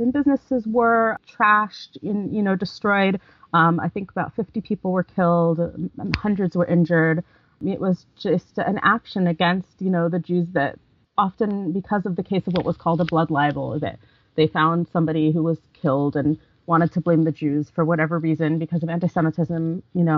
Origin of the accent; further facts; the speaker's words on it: United States; I was born in America, my parents were born in America, my grandparents were born in America.